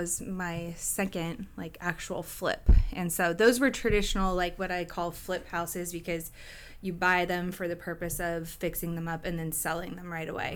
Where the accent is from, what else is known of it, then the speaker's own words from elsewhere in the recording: Gig Harbor, Washington, United States; also born or lived in Tacoma; I grew up in Gay Harbor.